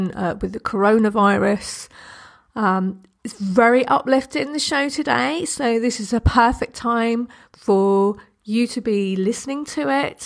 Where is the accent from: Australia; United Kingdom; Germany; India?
United Kingdom; I'm British